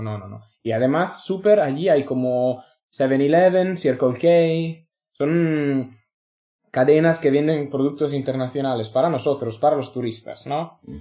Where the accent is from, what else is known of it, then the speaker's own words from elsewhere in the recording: Italy; Spanish is a second language; moved away as an adult; also born or lived in London / Australia; now in Spain; soy italiano, he trabajado en Londres, en Australia